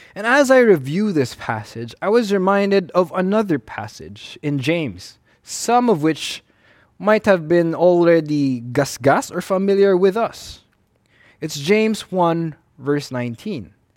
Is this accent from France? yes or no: no; Philippines; in the Filipino-Chinese culture, we tend to veer towards the avoidance of conflict and confrontation